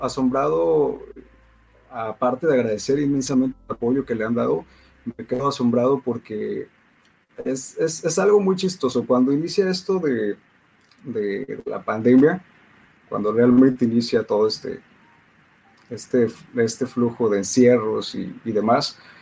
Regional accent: Poza Rica, Veracruz, Mexico; also born or lived in Ciudad del Carmen, Campeche; soy de la ciudad de Poza Rica, Veracruz

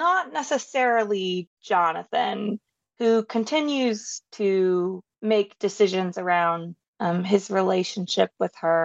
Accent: Southern United States, United States; I'm from the Southern United States

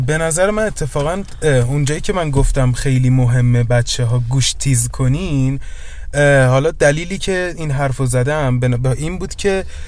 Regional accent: Iran; ما ایرانیم

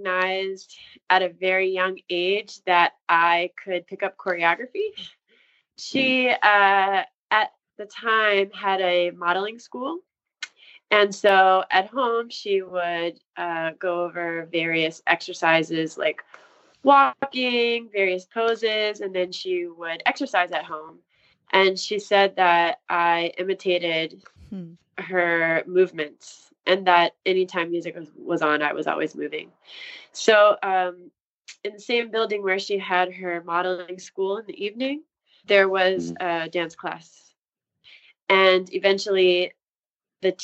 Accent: Columbia, Maryland, United States; I'm from Columbia, Maryland, outside of Baltimore

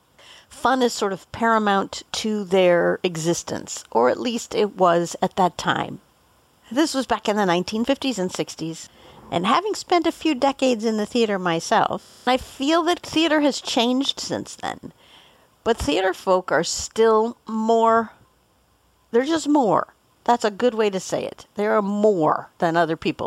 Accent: Boulder, Colorado, United States; Growing up in Boulder, we were very close to the Denver airport

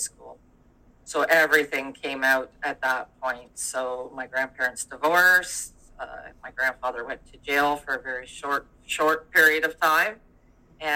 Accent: Durham, Ontario, Canada; moved away as an adult; now in British Columbia, Canada; I'm actually from Ontario originally

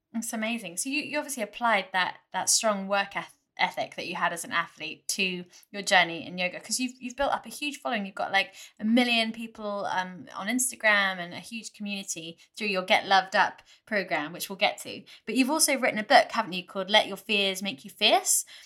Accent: United Kingdom; being British

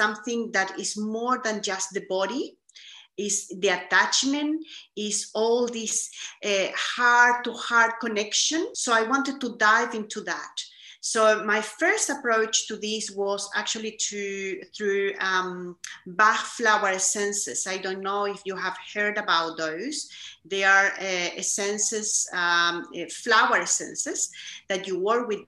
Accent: Chile; I was born in Chile, South America. And growing up, I have to say, I grew up in a very privileged environment

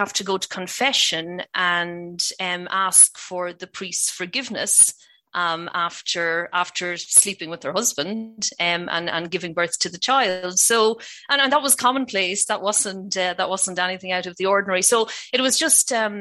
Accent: Ireland; accent: Irish; as you will gather from my accent, I'm from Ireland.

